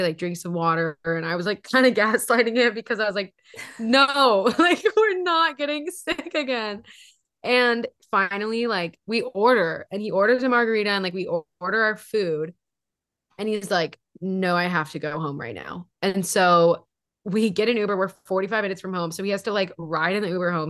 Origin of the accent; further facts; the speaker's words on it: Hawaii, United States; now in Seattle, United States; We're from Hawaii.